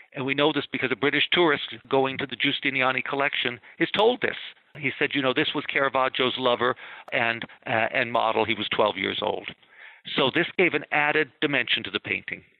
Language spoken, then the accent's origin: English; California, United States; now in East Coast, United States; a Californian who has now lived on the East Coast for 45 years, and I still think of myself as a Californian